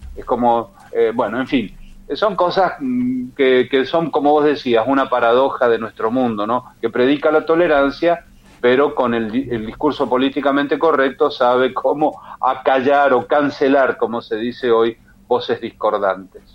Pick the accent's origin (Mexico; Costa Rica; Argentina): Argentina; mi provincia natal